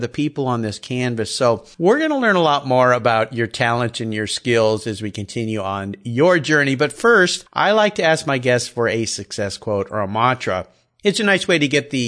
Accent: San Diego, California, United States; I grew up in Southern California

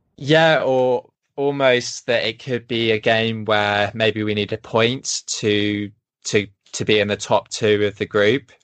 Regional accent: England, United Kingdom; now in Sweden; I'm English

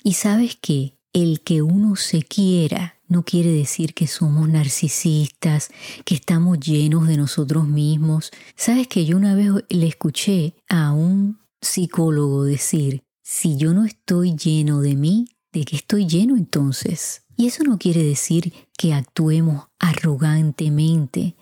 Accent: Puerto Rico; En mi país, Puerto Rico, decimos mucho

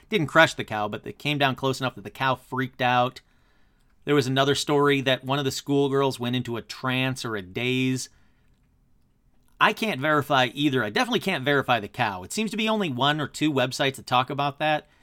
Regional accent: Michigan, United States; my home state of Michigan

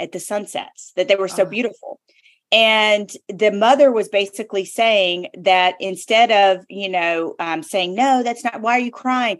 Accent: the South, United States; I'm from the South

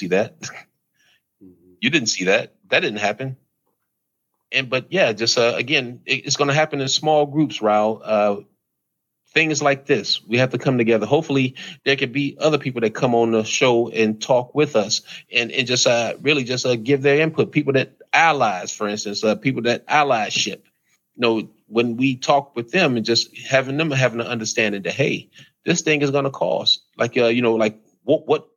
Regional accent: United States; I'm American. I was born here, so I'm American too

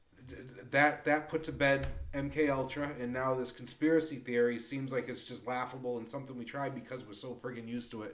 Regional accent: Lawrence, Massachusetts, United States; moved away; I grew up in Lawrence, Massachusetts

